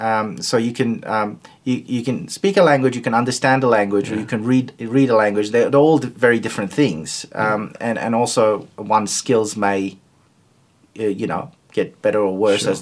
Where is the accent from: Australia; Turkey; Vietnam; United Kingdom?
Turkey; first language Turkish; English is a second language; No Asian languages, but my native language is Turkish, which is again very different from the other languages that I speak